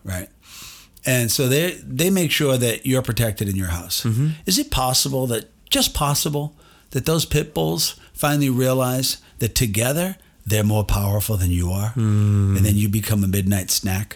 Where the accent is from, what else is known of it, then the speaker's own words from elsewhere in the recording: United States; I'm an American